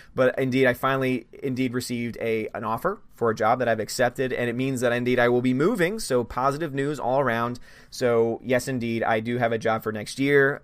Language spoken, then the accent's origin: English; Louisiana, United States; I'm from Louisiana